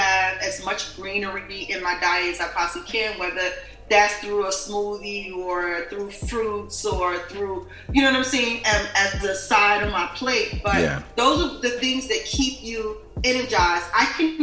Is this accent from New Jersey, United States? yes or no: yes; New Jersey, United States; I grew up in New Jersey